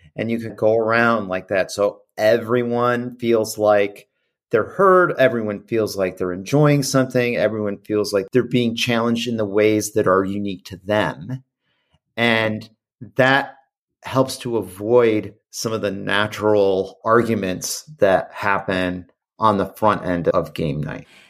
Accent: Midwest, United States; growing up in the Midwest

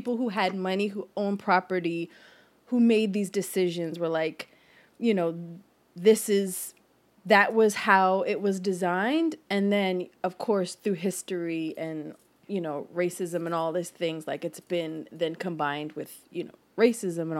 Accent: Philadelphia, Pennsylvania, United States; also born or lived in Fairmount, Philadelphia; I was raised in Germantown.

